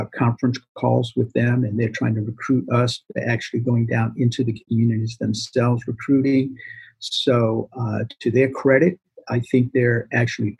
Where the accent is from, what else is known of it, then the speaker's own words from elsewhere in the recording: Boston, Massachusetts, United States; I grew up in Boston